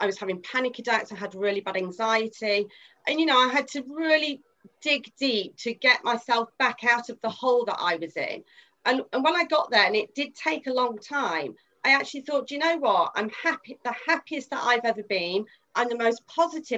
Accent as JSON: {"language": "English", "region": "Midlands", "country": "United Kingdom", "said": "I'm from the Midlands"}